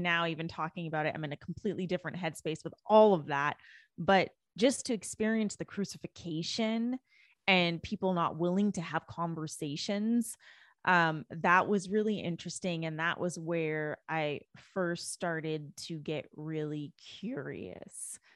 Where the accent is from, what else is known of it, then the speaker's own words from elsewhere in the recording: Canada; moved away as an adult; now in United States; I was born and raised in Canada. I didn't move to the U S until twenty thirteen.